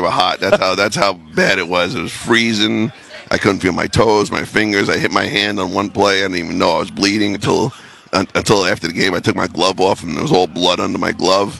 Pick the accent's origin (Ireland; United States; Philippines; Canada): United States; New York City, New York; moved away as an adult; also born or lived in New Haven, Connecticut / Green Bay, Wisconsin; I grew up in New York City